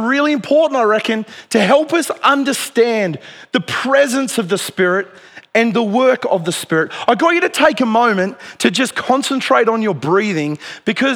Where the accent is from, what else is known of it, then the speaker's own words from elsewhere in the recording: Dubbo, New South Wales, Australia; When I was a teenager growing up in Dubbo